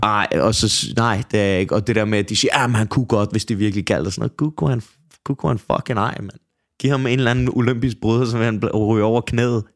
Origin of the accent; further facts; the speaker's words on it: Copenhagen, Capital Region of Denmark, Denmark; Jeg er fra Brøndshøj Husum